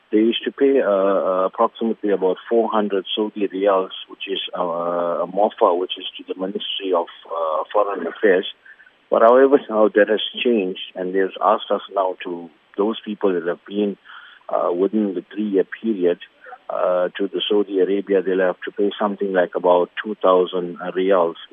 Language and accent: English; South Africa; as South African Muslims